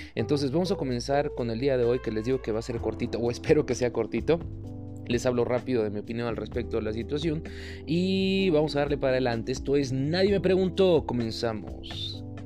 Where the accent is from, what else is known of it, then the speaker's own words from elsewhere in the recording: Mexico; como mexicanos